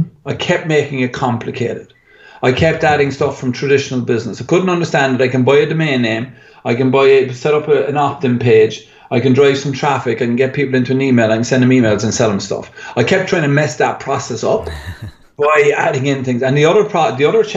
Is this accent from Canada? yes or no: no; Ireland; being Irish